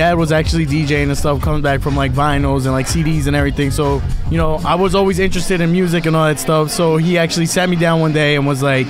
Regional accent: Brentwood, New York, United States; I'm born and raised in Brentwood

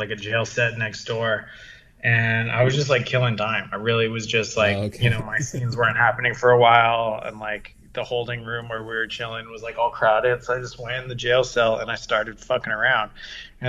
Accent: San Diego, California, United States; also born or lived in London, England / Catalina Island / Orange County; now in Los Angeles, United States; I'm from San Diego. I was born in London, England, and then brought to San Diego. And then I grew up there

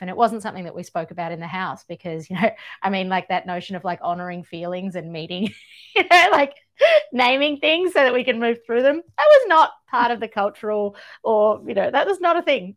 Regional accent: Georgia; now in Australia; I grew up in Georgia in the former Soviet Union at, at the crossroads of Europe and Asia.

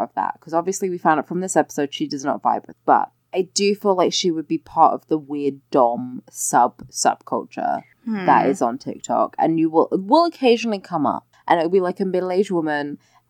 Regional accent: London, United Kingdom; I grew up in London

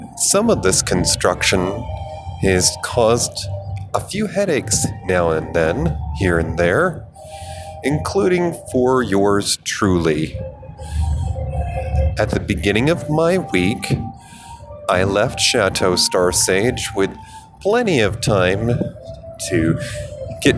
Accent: United States; moved away as an adult; also born or lived in Denver, Colorado; when I moved home to my home state

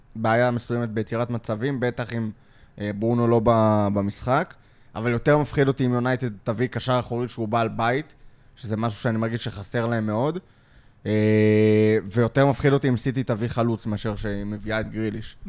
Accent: Lod, Central District, Israel; גדלתי בלוד

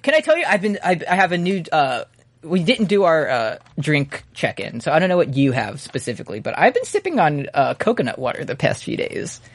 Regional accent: New York City, New York, United States; I grew up in New York City.

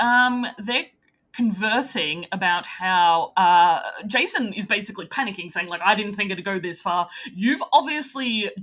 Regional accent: Australia; as an Australian

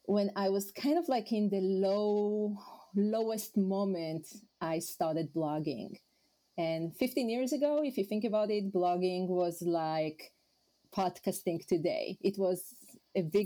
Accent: Israel; first language Hebrew; English is a second language; moved away as an adult; now in New York City, United States; I'm originally from Israel

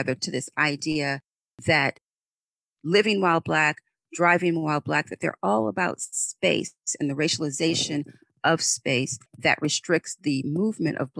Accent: New Orleans, Louisiana, United States; moved away; I'm originally from New Orleans, Louisiana

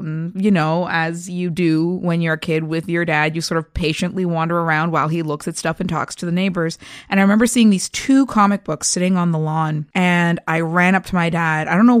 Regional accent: Toronto, Ontario, Canada; Well, I'm a Toronto girl, born and bred, and I've been reading comics since I was about 7 years old

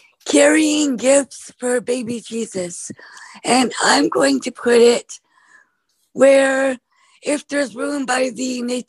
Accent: Bremerton, Washington, United States; from Bremerton, Washington, where the weather is finally defrosting all of this crazy snow and ice.

